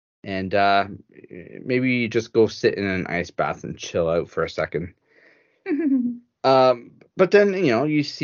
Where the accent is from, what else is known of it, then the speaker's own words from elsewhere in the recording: Canada; I'm Canadian.